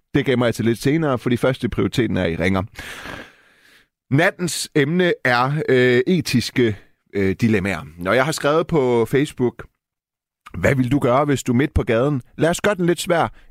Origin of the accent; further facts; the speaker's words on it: Denmark; Jeg er jo født og opvokset i Danmark